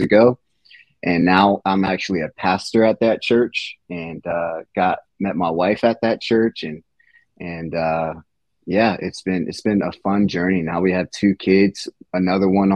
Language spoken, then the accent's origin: English; Virginia Beach, Virginia, United States; also born or lived in Richmond, Virginia; now in Williamsburg, United States; I'm actually from the Virginia Beach area, which is an hour away from here